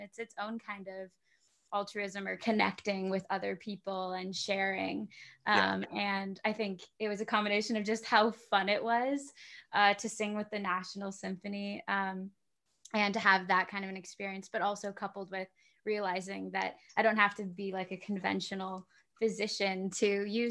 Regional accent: Southern California, United States; I'm, you know, from Southern California

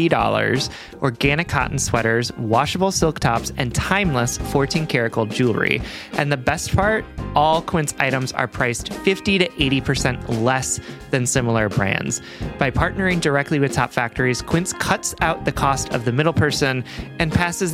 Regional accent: Deep South, United States; born or raised there

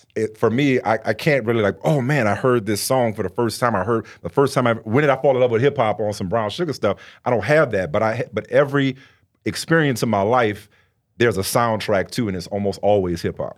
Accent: New Orleans, Louisiana, United States; I grew up in New Orleans

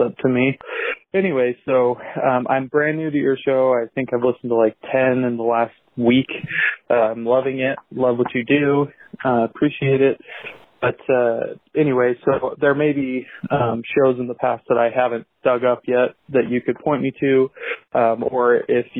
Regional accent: Utah, United States; I am from Utah originally, but am going to be moving to Orlando shortly.

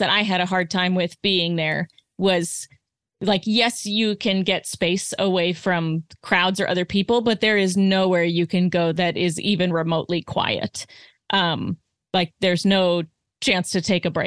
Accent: Arizona, United States; I'm from Arizona

